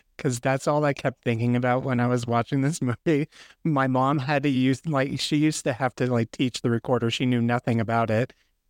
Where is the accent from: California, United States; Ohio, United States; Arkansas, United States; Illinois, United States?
California, United States; Los Angeles; So I grew up in Los Angeles. My mom's a retired Los Angeles Unified School District teacher, elementary school teacher. My sister is currently a teacher in the LA area, non-LAUSD.